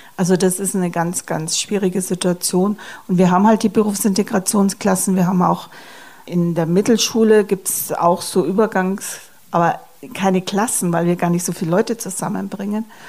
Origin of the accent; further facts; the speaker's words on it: Germany; bei uns in Deutschland